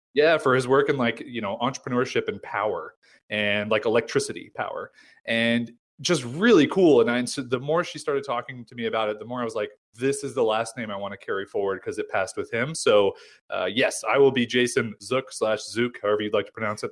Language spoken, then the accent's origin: English; United States; also born or lived in San Diego; I'm American